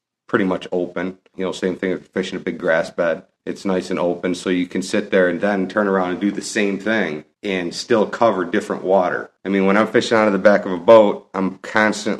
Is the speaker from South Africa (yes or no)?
no; New York, United States; I'm from New York